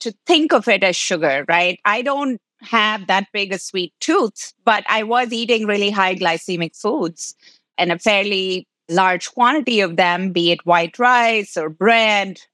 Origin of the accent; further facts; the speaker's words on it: Bangalore, Karnataka, India; moved away as an adult; also born or lived in New York City, United States; now in United States; In Bangalore, actually, which is a city south of Mumbai. And so I grew up in India.